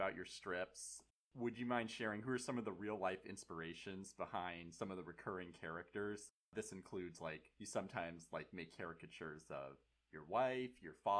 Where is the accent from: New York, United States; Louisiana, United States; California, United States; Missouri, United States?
California, United States; Marin; I'm from Marin